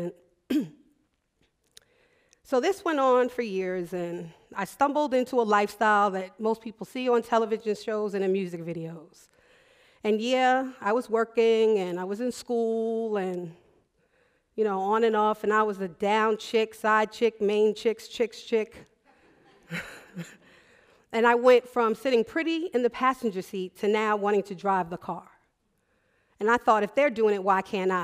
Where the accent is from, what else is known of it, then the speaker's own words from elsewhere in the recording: New York, United States; moved away as an adult; also born or lived in Baltimore; I'm from New York